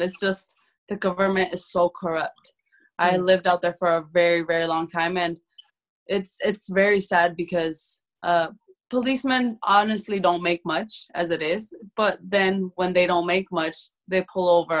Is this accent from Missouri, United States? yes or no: no; Phoenix, Arizona, United States; I grew up in South Phoenix